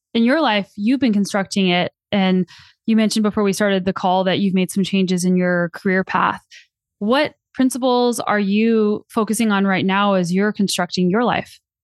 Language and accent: English; New Mexico, United States; also born or lived in Colorado; now in Canada; I grew up in New Mexico and I lived in Colorado for ten years before I moved to Canada